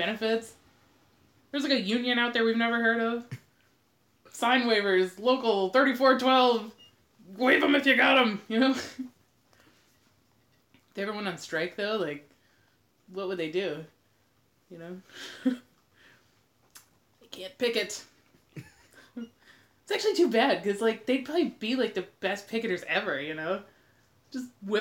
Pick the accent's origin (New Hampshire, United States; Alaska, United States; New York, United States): Alaska, United States; moved away as an adult; now in Portland, United States; I am originally from Alaska. I moved here a few years ago